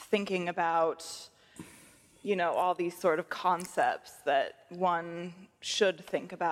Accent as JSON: {"language": "English", "region": "Montana", "country": "United States", "said": "I'm from Montana."}